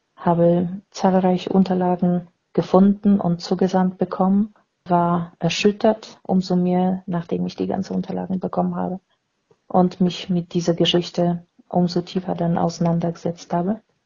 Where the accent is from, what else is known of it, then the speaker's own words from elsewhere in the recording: Poland; now in Germany; geboren in Polen